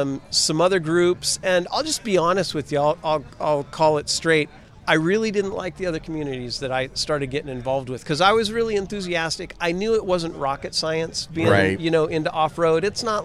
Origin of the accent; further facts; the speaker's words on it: Humboldt County, California, United States; California born and raised.